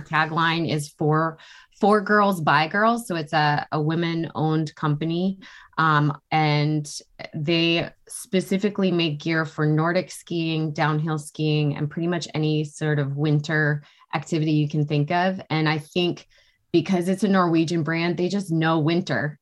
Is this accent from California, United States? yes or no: no; New Hampshire, United States; I grew up in New Hampshire